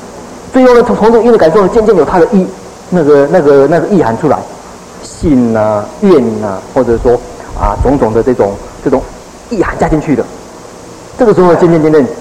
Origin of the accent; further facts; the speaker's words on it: China; 所以我们中国人练文的时候，练这个咒的时候，大概只能够得到其文而已